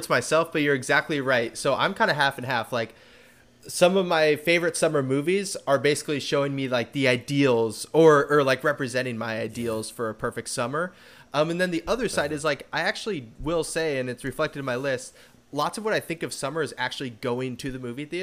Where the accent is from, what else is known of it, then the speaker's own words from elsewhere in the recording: California, United States; growing up in California